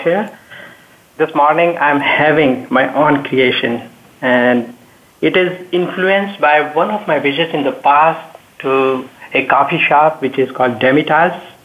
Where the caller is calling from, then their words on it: Milpitas, California, United States; I am calling from Milpitas, California